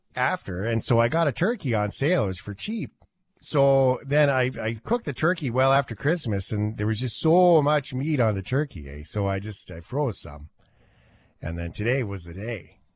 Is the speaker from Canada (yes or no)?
yes; Canada; we're Canadian